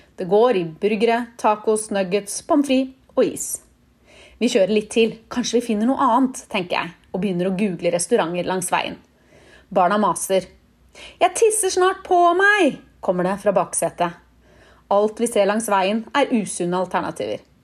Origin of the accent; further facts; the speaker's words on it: Norway; moved away as an adult; also born or lived in Barcelona, Spain; now in United States; vi nordmenn drasser med oss den matpakka overalt